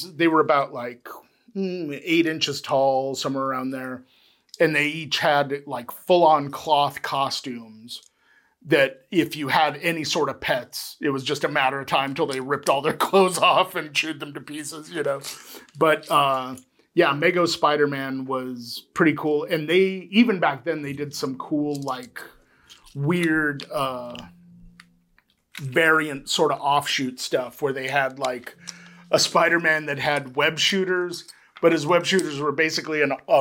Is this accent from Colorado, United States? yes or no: yes; Aurora, Colorado, United States; moved away; also born or lived in San Antonio, Texas; we moved when I was like 2. And we moved to Aurora, Colorado